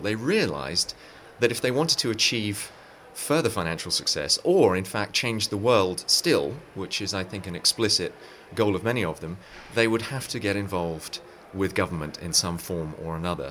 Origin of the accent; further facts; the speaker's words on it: England, United Kingdom; moved away as an adult; now in Silicon Valley, United States; I'm from England originally, but have lived in Silicon Valley for 15 years